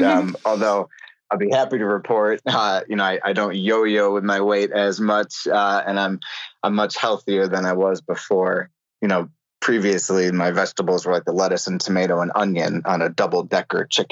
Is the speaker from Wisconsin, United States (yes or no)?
no; Buffalo, New York, United States; also born or lived in Cleveland; I grew up in the land of buffalo wings.